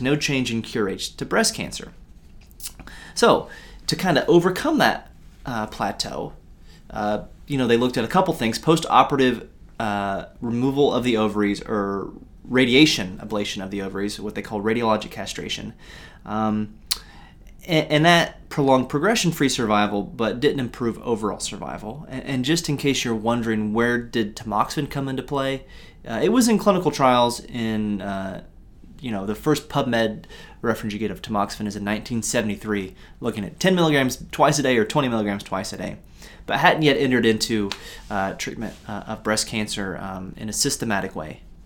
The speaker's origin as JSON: {"language": "English", "country": "United States", "said": "as an American"}